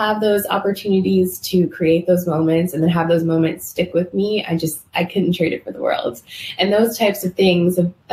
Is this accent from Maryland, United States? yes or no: yes; Maryland, United States; my hometown in Maryland